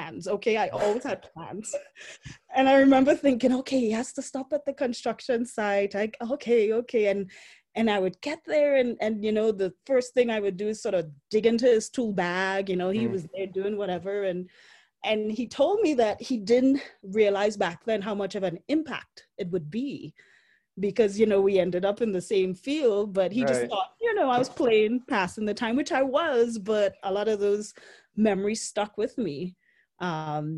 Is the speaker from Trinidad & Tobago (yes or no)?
yes; Port of Spain, Trinidad & Tobago; also born or lived in South Dakota; now in Denver, United States; growing up in Port of Spain